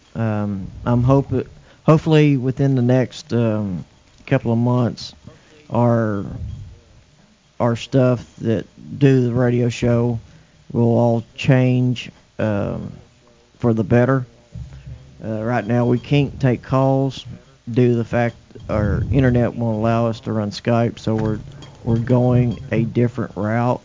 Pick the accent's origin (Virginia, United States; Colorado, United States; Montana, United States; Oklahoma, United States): Oklahoma, United States; also born or lived in Bemidji, Minnesota; We moved from Bemidji, Minnesota, back to my hometown, Braden, Oklahoma.